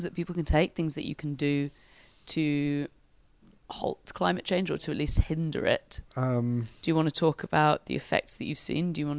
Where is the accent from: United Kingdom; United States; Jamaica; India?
United Kingdom; Wales; I'm from Wales